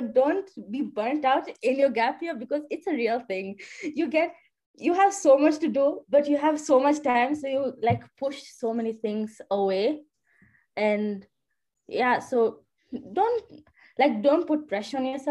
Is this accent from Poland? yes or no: no; Kenya; I'm from Kenya